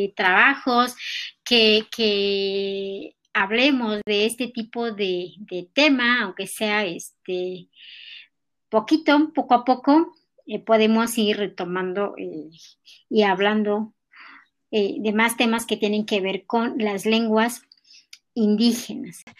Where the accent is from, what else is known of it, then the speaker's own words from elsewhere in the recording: Tlalcintla, Mexico; first language Nahuatl; Spanish is a second language; now in Mexico City, Mexico; nosotros los nahuas de allá, de, de, Tlalcintla